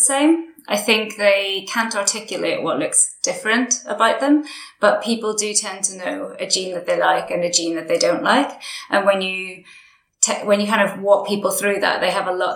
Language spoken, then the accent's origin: English; Derry, Northern Ireland, United Kingdom; I grew up in Derry in Northern Ireland.